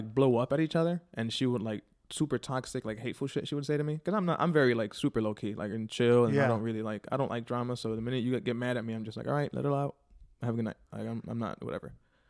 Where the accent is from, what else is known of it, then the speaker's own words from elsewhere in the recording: Chicago, Illinois, United States; A Humble Park and Logan Square for the most part.